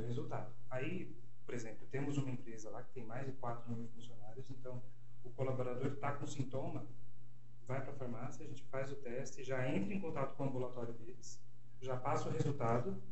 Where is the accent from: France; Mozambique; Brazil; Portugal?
Brazil; Bocaina, São Paulo; moved away as an adult; now in São Paulo, Brazil; Eu sou de Bocaina, uma cidadezinha do interior de São Paulo.